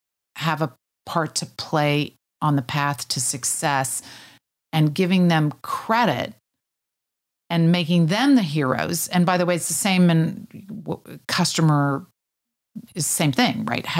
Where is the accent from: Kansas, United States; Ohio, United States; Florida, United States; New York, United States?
Kansas, United States; moved away as an adult; also born or lived in Switzerland; I was from Kansas.